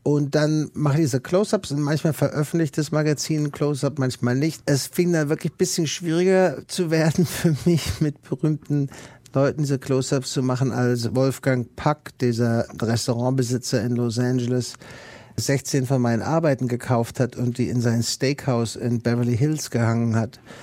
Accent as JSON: {"language": "German", "country": "Germany", "moved": "as an adult", "lives_now": "United States", "said": "ich als Deutscher"}